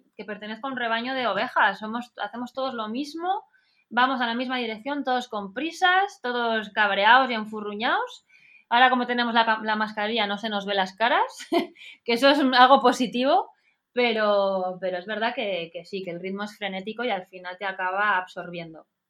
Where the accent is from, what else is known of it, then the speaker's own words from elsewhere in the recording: Pamplona, Navarre, Spain; moved away as an adult; also born or lived in San Diego, United States; now in Madrid, Spain; Yo voy a hablar de mi tierra también